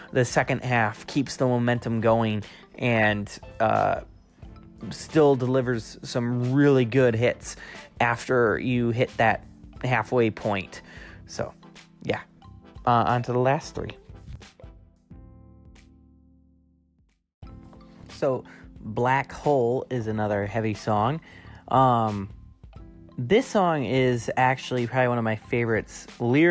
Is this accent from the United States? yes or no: yes; United States; as an American citizen